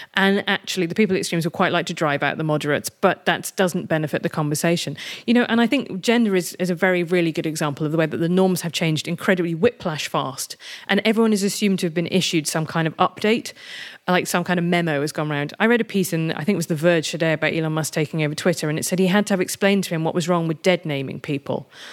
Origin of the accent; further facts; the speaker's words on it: United Kingdom; I'm British and European rather than American